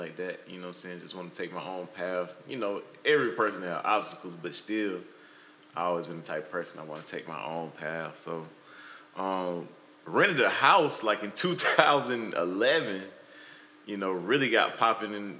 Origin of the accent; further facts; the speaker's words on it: Atlanta, Georgia, United States; moved away as an adult; now in Portland, United States; I'm originally from Atlanta, Georgia, and we live out here on the West Coast now in Portland